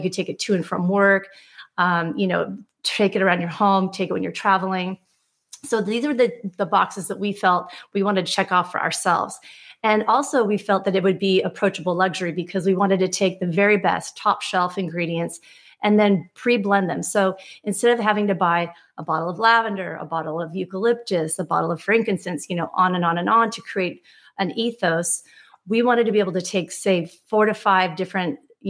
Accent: Laguna Beach, California, United States; growing up in Laguna Beach, I definitely had exposure to a lot of those experiences as a young child

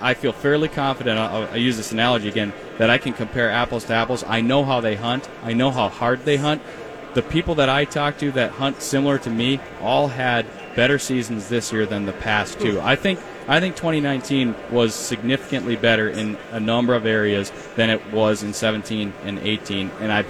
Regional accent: Duluth, Minnesota, United States; I grew up in Duluth

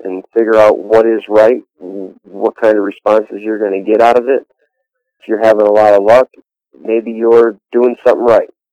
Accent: Chautauqua County, New York, United States; I'm from Chautauqua County, New York

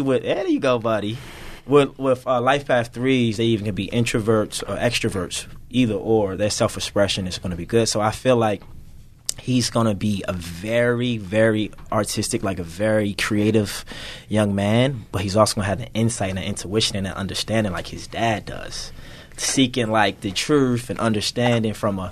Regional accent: Baltimore, Maryland, United States; I'm from Baltimore City, by the way. So growing up in inner city, it's a lot of challenges

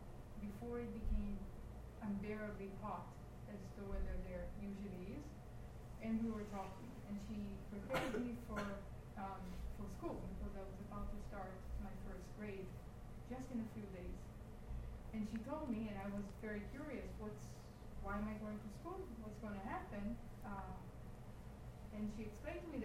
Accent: Israel; I'm from Israel, so Israel is by the Red Sea

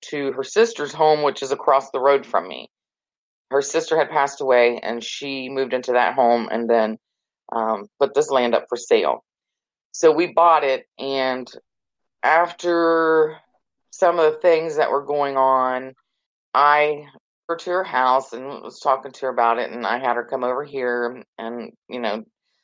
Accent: North Carolina, United States; moved away; also born or lived in Ohio; I lived in Ohio for many, many years, and then we decided 4 years ago to move back here, you know, to my home state

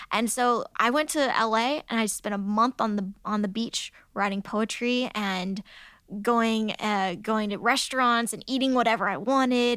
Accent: United States; growing up in America.

